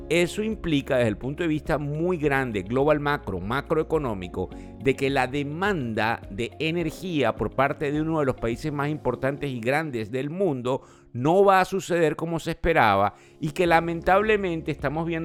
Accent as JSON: {"language": "Spanish", "country": "Venezuela", "said": "Eh, bueno, estamos muy contentos de que muchos somos venezolanos y eso es bien importante"}